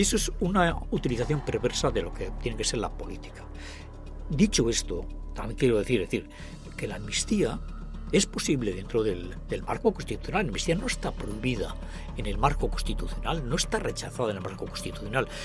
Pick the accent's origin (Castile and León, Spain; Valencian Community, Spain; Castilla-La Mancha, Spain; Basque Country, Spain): Basque Country, Spain; Agurain; provenimos de Agurain, de Salvatierra